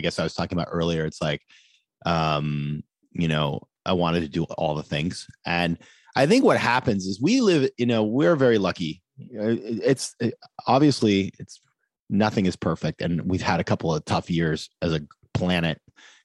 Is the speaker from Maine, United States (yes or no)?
yes; Maine, United States; moved away; I was at my hometown in Maine